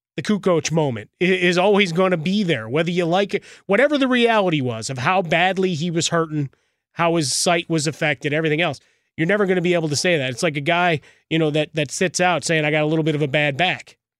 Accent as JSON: {"language": "English", "town": "Chicago", "region": "Illinois", "country": "United States", "tie": "born or raised there", "said": "my hometown of Chicago"}